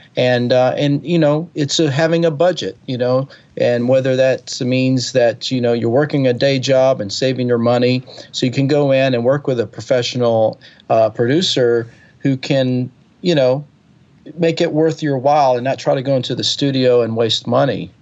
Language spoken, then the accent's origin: English; Alabama, United States; also born or lived in California; now in Nashville, United States; I grew up in Alabama